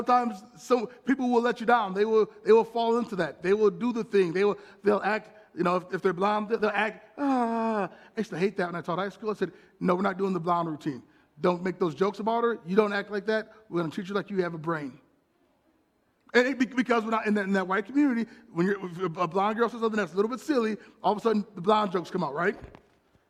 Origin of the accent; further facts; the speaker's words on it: Milwaukee, Wisconsin, United States; moved away as an adult; also born or lived in Watertown / New Orleans / Queens, New York City; as an African-American male growing up in Milwaukee